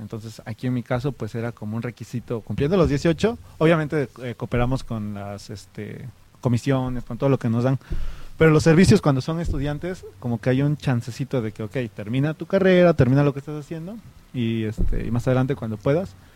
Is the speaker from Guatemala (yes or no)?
no; San Jacinto Chilateca, Oaxaca, Mexico; soy originario de la comunidad de San Jacinto Chilateca